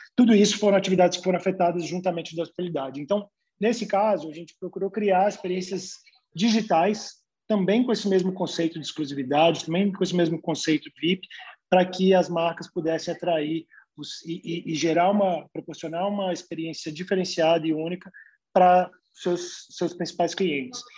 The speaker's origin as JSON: {"language": "Portuguese", "country": "Brazil", "said": "eu, como brasileiro"}